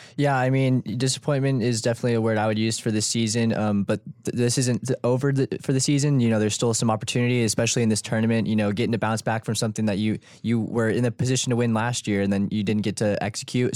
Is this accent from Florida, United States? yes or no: no; San Antonio, Texas, United States; I'm from San Antonio